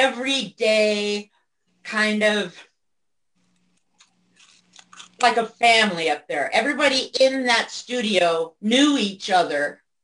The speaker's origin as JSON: {"language": "English", "town": "Tacoma", "region": "Washington", "country": "United States", "moved": "yes", "lives_now": "Estelline, United States", "said": "I'm from Tacoma, Washington. Yeah. I just live in South Dakota."}